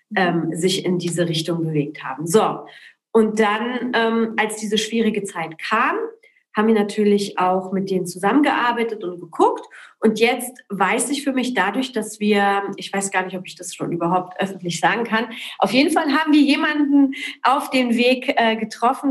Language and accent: German; Berlin, Germany; also born or lived in Poland / Cologne; ich bin in Berlin in Köln groß geworden